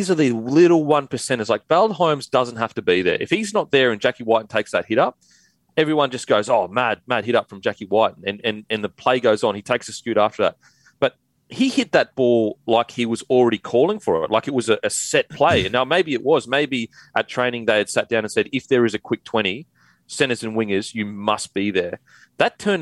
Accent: Queensland, Australia; as a Queenslander

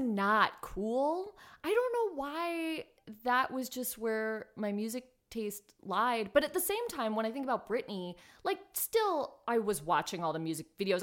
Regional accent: Los Angeles, California, United States; also born or lived in South Pasadena; I'm from Highland Park originally, which, um, is on the east side of Los Angeles, and then ended up moving into South Pasadena

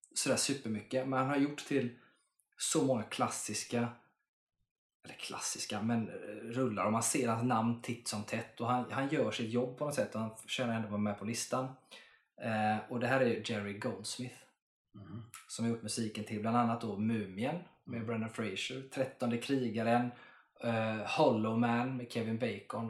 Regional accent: Sweden; jag är svensk.

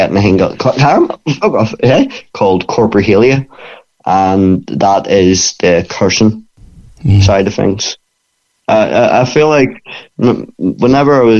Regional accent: Bangor, Northern Ireland, United Kingdom; it's in my hometown, and it's the only gym in Bangor for MMA

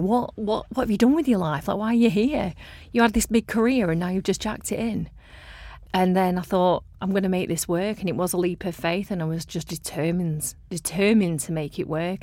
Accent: Blackburn, North West England, United Kingdom; I'm from Blackburn, which, you know, I had a lovely upbringing.

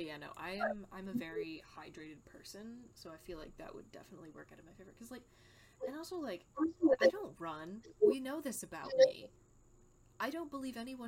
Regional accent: United States; I'm an American, so I do not know the metric system

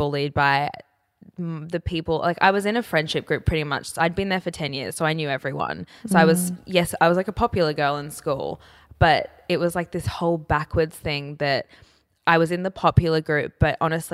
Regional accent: Brisbane, Queensland, Australia; I grew up in Brisbane

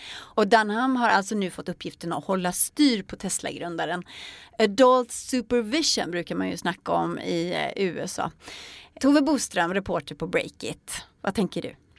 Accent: Sweden; tänker jag som svensk

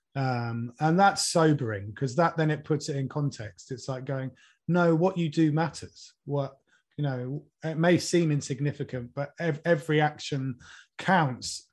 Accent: Norwich, East of England, United Kingdom; I was born and brought up in Norwich

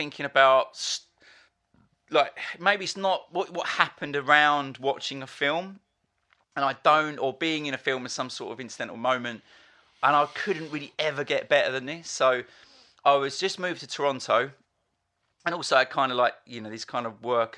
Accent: Essex, East of England, United Kingdom; a boy growing up in Essex

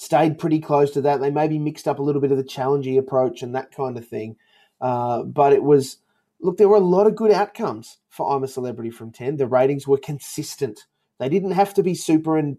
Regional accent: Queensland, Australia; being a Queenslander

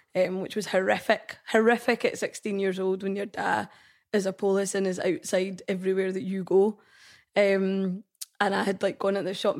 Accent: Scotland, United Kingdom; I'm Indian, I'm Scottish

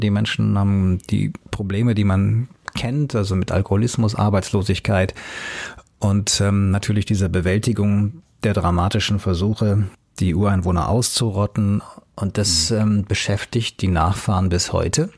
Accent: Hanau, Hesse, Germany; also born or lived in Munich; meine Heimatstadt Hanau in Hessen

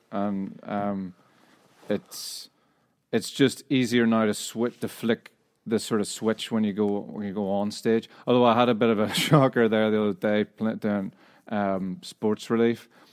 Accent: Northern Irish, Northern Ireland, United Kingdom; moved away; also born or lived in Scotland; we're a Northern Irish band

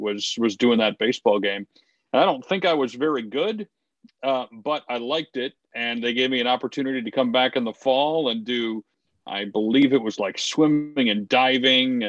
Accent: Detroit, Michigan, United States; grew up actually in the Detroit area

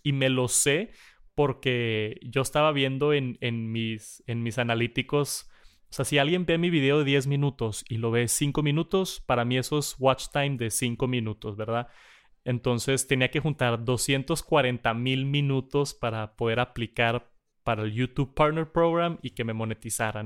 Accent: Monterrey, Nuevo León, Mexico; acá en Monterrey. Estamos bien agringados, ¿no? vemos mucho contenido de Estados Unidos y, yo, por más mal que suene y que soy mexicano al 100%

